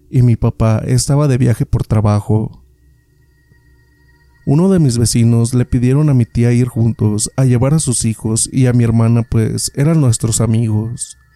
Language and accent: Spanish; State of Mexico, Mexico; Esto me ocurrió en el Estado de México, de donde soy originario.